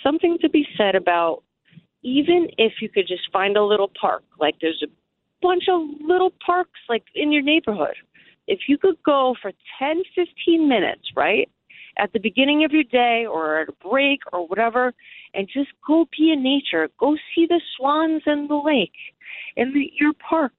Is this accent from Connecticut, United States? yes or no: yes; Connecticut, United States; moved away as an adult; also born or lived in Manhattan, New York; I grew up in Connecticut